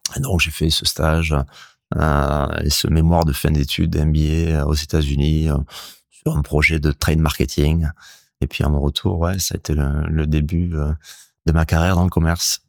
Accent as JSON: {"language": "French", "town": "Hendaye", "region": "Nouvelle-Aquitaine", "country": "France", "tie": "born or raised there", "said": "j'ai grandi en Daille. Mes grands-parents, ma mère étaient de Cibourg"}